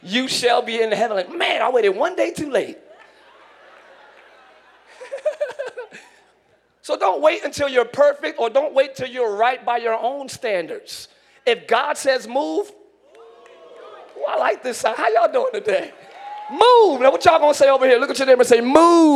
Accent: New Jersey, United States; now in Orlando, United States; I'm from up north. I'm from Jersey.

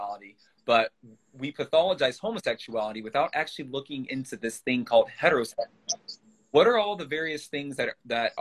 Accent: Louisville, Kentucky, United States; I'm from Louisville, Kentucky.

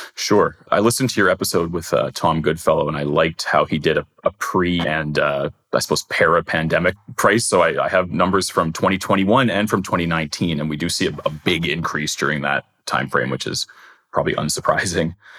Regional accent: Winnipeg, Manitoba, Canada; I grew up in Crescentwood and everybody assumed it, it was River Heights, but it's not, it's Crescentwood.

